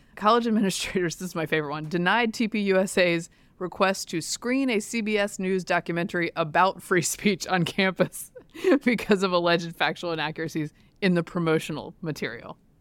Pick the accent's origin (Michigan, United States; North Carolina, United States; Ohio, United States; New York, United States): North Carolina, United States; Durham; I grew up in Durham, North Carolina